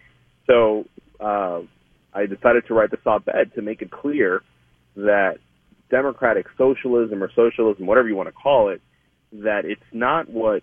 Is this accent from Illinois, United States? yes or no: no; Miami, Florida, United States; So I'm a Cuban American. I was born and raised here in North Havana, a.k.a. Miami. I come from, like I said, I come from a Cuban family.